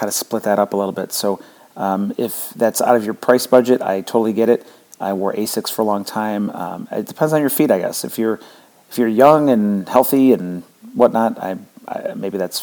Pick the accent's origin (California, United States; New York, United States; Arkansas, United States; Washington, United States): New York, United States; near Buffalo; now in Florida, United States; I grew up near Buffalo, so I burn now that I'm in Florida